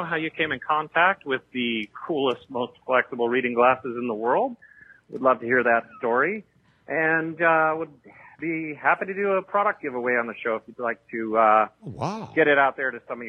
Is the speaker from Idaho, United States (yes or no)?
no; San Francisco, California, United States; I'm from San Francisco.